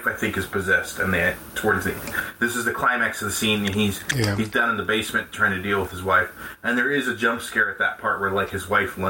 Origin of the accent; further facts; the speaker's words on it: Colorado, United States; growing up in Colorado, we had the tornado sirens